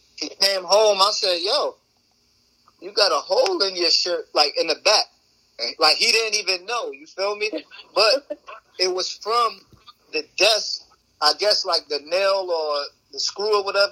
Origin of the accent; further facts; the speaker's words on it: New Jersey, United States; I'm from Jersey